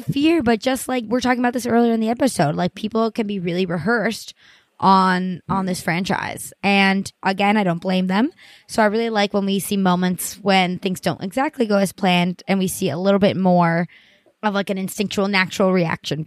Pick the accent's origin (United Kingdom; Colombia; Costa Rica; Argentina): Colombia; now in New York, United States; I'm Hispanic. I'm from Colombia. Us Latinos, we're a very religious people.